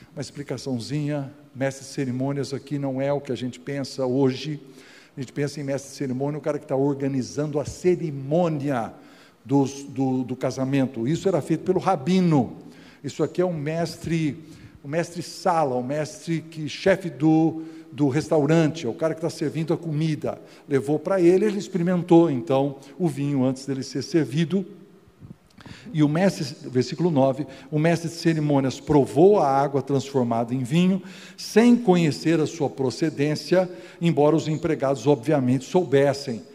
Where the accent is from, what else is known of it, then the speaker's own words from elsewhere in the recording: Casa Branca, São Paulo, Brazil; eu nasci aqui em Casa Branca, eu sou um caipirão